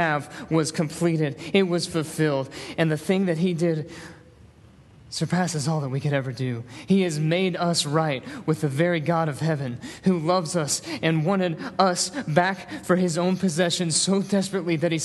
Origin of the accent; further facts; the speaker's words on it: Northeast Tennessee, United States; now in Hattiesburg, United States; I'm from Northeast Tennessee